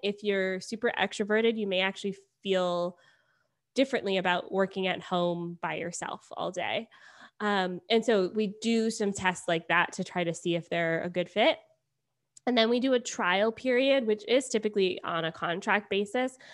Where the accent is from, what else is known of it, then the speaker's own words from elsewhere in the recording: Beaufort, Georgia, United States; moved away as an adult; also born or lived in Atlanta, Georgia; now in Toronto, Canada; I grew up in Beaufort, and I went to Georgia State, so when I, uh, started university, I moved downtown and just stayed there